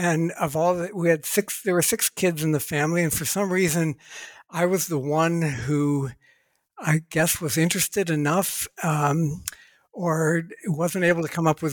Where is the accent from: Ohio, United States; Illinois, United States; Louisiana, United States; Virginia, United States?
Ohio, United States; I was born and raised in Ohio, USA